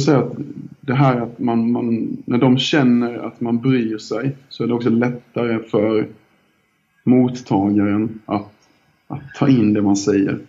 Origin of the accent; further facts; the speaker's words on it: Älmhult, Kronoberg County, Sweden; accent: Småländska; also born or lived in Ljungby / Minsk; Jag är uppväxt eh, utanför IKEA-samhället Älmhult eh, i en liten by som heter Dyö i södra Småland.